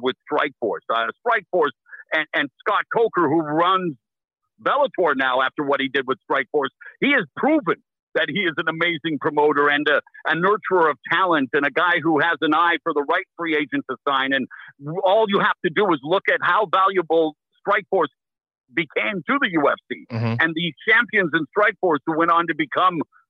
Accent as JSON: {"language": "English", "town": "Abbotsford", "region": "British Columbia", "country": "Canada", "tie": "born or raised there", "also_born_or_lived": "Vancouver", "moved": "as an adult", "lives_now": "United States", "said": "in my hometown of Abbotsford"}